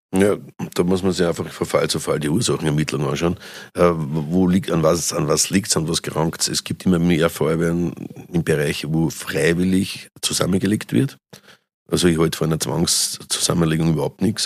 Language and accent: German; Austria; also born or lived in St. Pölten; bei uns in Österreich